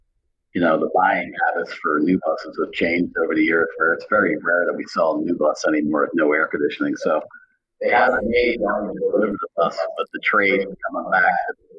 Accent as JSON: {"language": "English", "area": "just outside of Philadelphia", "region": "Pennsylvania", "country": "United States", "tie": "born or raised there", "said": "Well, I was born and raised in Pennsylvania, just outside of Philadelphia, and went to college at a small school in Williamsport, Pennsylvania called Lycoming College."}